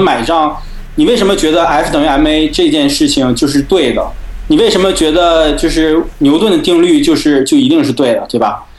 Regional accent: China; 我们中国人

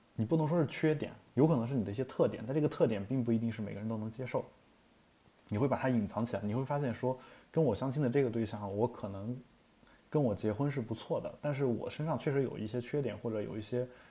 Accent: China; moved away; also born or lived in Europe; 我们大陆人

